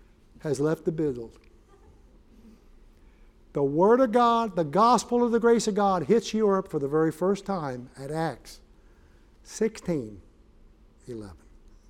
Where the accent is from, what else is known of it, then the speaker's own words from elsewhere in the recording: New York City, New York, United States; I'm from New York City.